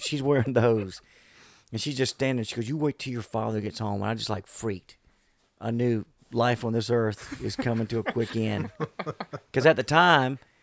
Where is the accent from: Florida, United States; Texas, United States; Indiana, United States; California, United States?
Florida, United States; Bayou George; moved away as an adult; Bayou George was uh, a unique place to grow up.